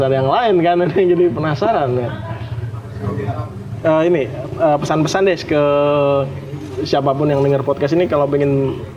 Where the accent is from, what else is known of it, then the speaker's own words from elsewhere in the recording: Jakarta, Indonesia; kita anak Jakarta tuh